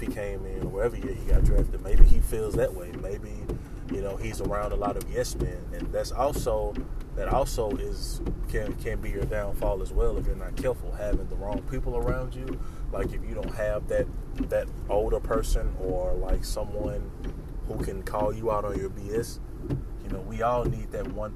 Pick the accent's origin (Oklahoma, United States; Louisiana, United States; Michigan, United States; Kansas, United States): Louisiana, United States; me being from Louisiana, I'm not from New Orleans